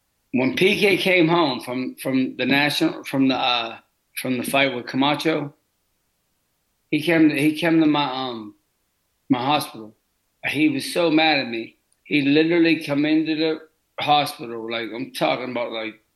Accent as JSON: {"language": "English", "town": "Pittsburgh", "region": "Pennsylvania", "country": "United States", "tie": "born or raised there", "said": "I grew up in Pittsburgh. I grew up in all the bad neighborhoods in Pittsburgh."}